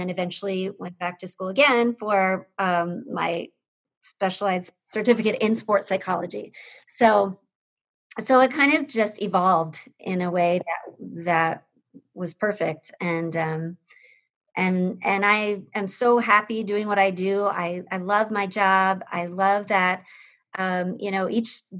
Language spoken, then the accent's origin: English; Pennsylvania, United States; moved away as an adult; also born or lived in South Bend, Indiana; I grew up in Pennsylvania